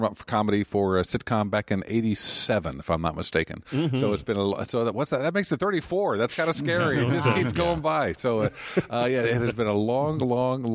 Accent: Indianapolis, Indiana, United States; Indianapolis is my hometown

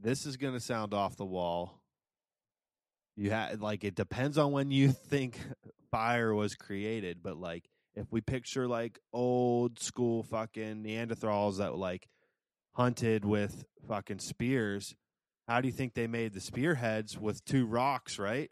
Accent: United States; as an American

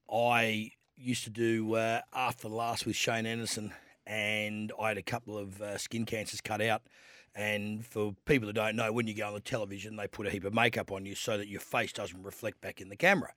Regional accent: Adelaide, South Australia, Australia; kid growing up in Adelaide

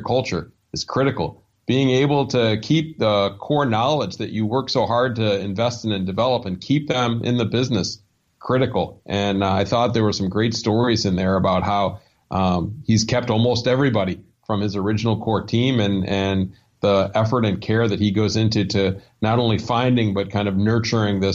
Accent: Ann Arbor, Michigan, United States; moved away; Ann Arbor, Michigan, which was my hometown.

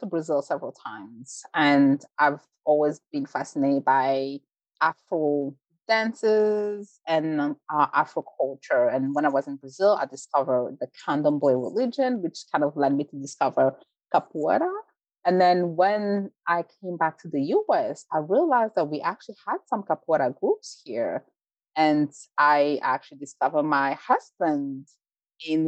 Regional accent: Belgium; moved away as an adult; also born or lived in Rwanda; now in United States; I was born in Rwanda, grew up in Belgium, moved to the US as an adult.

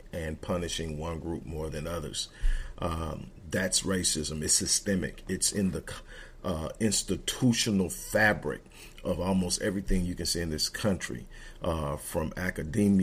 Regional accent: Texas, United States; I'm from Texas

